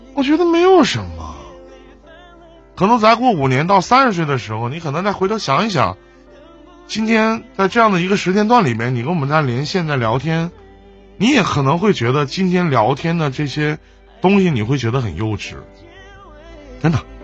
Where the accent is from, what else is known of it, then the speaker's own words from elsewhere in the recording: Shenyang, Liaoning, China; 我是沈阳的